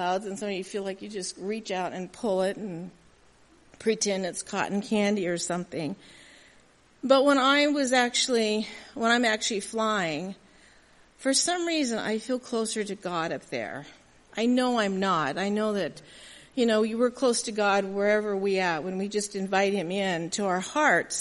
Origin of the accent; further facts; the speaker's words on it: Southern California, United States; also born or lived in Milwaukee; born and raised in Southern California. My home is still there